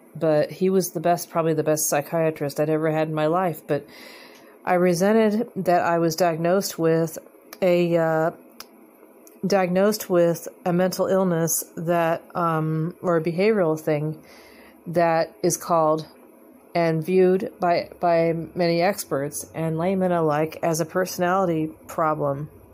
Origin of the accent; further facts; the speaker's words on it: United States; I'm an American